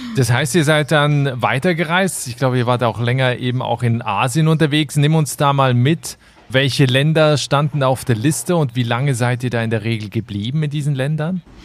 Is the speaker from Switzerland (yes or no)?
yes; Switzerland; in meine Heimat, die Schweiz